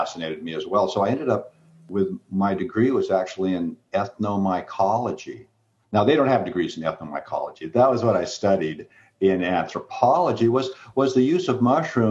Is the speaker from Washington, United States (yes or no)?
yes; Seattle, Washington, United States; I grew up in Seattle